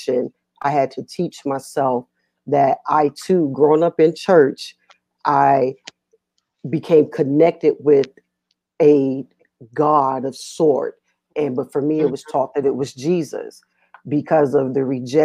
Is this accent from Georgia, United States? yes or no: yes; Atlanta, Georgia, United States; now in Virginia, United States; I am from Atlanta, Georgia, forever